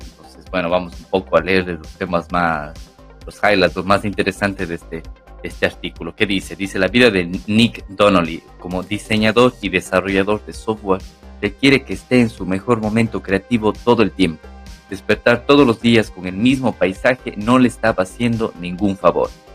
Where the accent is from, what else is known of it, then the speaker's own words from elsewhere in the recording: Cuenca, Azuay, Ecuador; moved away as an adult; now in Barcelona, Spain; en la ciudad donde, donde yo nací, en Cuenca